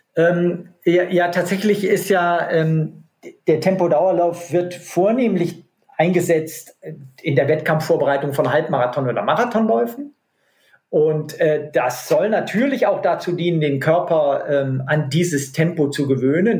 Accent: North Rhine-Westphalia, Germany; in meiner Heimat äh, am Niederrhein gibt es keine Berge

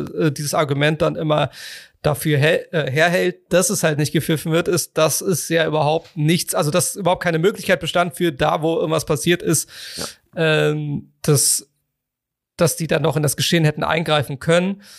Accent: Cologne, North Rhine-Westphalia, Germany

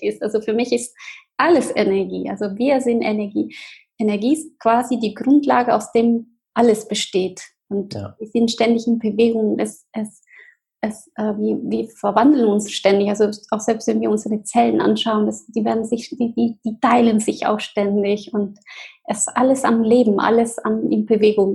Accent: Argentina; German is a second language; moved away; Ich bin ähm, in Argentinien geboren, in eine ganz ähm, wunderschönen Familie

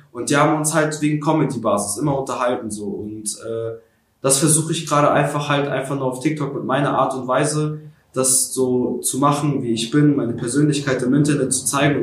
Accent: Schwerin, Mecklenburg-Vorpommern, Germany; born or raised there; also born or lived in Kharkiv, Ukraine

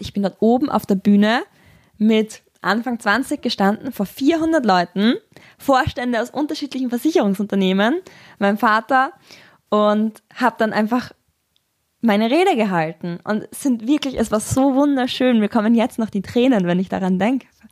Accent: Graz, Styria, Austria; ich komme aus Graz

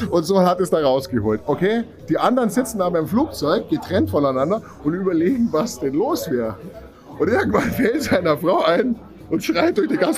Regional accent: Landsberg am Lech, Bavaria, Germany; Ja, ich tätowiere jetzt seit ja, 20 Jahren. Ich komme aus Landsberg am Lech.

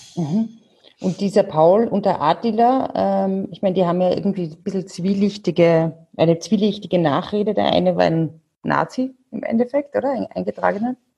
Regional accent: Salzburg, Austria; bei uns in Salzburg

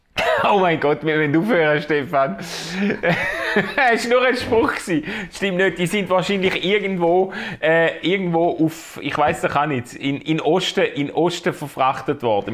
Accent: Schaffhausen, Switzerland; Schaffhauser, Schaffhauser äh, Cityboy

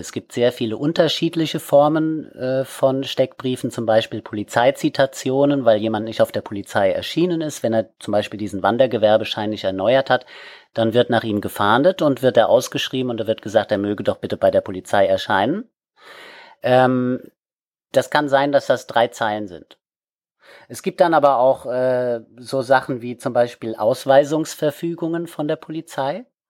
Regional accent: Wiesbaden, Hesse, Germany; now in Kiel, Germany; komme ursprünglich aus Wiesbaden, bin dort geboren worden und habe dort schon als Kind im Heimatmuseum gearbeitet

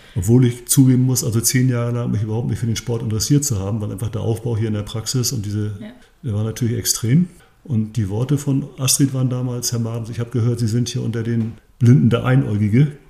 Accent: Grevesmühlen, Mecklenburg-Vorpommern, Germany; hierher in meinen Heimatort, hier in Grebesmühlen

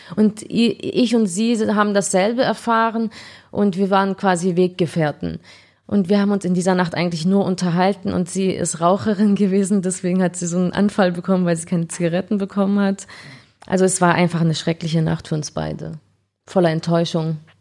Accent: Ulm, Baden-Württemberg, Germany; moved away as an adult; also born or lived in Frankfurt am Main / Spain / Istanbul, Turkey; Ich bin Ulmerin

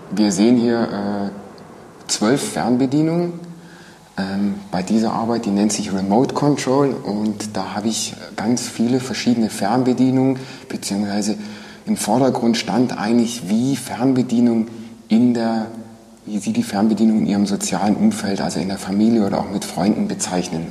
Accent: Villingen-Schwenningen, Baden-Württemberg, Germany; ich bin geboren in Villingen ähm, 1975.

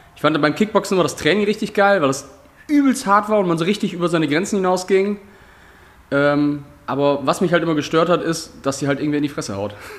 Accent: Georgsmarienhütte, Lower Saxony, Germany; ich komme aus Georgs Marienhütte

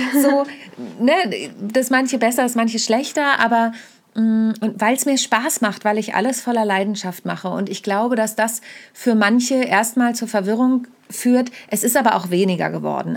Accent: Südheide, Lower Saxony, Germany; also born or lived in Kassel; now in Hamburg, Germany; Ich bin ja in der Südheide groß geworden. Mhm. Ich bin mhm. zwar geboren in Kassel, aber mit vier bin ich in die Südheide gezogen.

